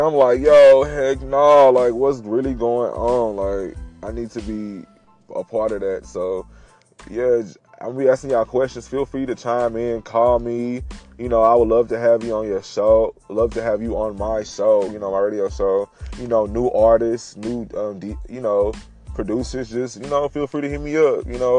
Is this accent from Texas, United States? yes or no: yes; Beaumont, Texas, United States; now in Houston, United States; from Houston, Texas, by way of Beaumont, Texas. Shout out to Clifton J. Ozen High School, Texas Southern University, Lamar University, all that good stuff. Born and raised in Texas.